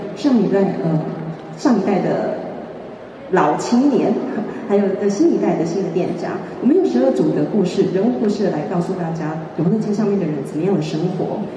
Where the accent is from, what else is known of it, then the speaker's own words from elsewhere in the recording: Changhua, Changhua County, Taiwan; moved away; 我自己是土生土长的彰化市人，实际上我就是小时候就在永乐街成长